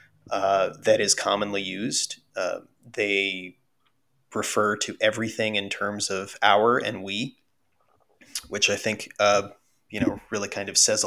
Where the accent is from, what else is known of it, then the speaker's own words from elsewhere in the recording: United States; first language Russian; English is a second language; Russian is technically my first language. Like, I learned to speak it as a baby and then learned English by default, you know, living in the US.